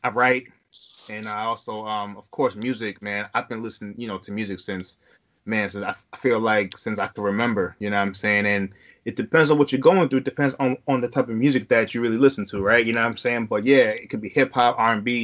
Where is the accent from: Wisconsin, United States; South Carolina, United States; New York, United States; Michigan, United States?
New York, United States; New York City; I'm from Queens, New York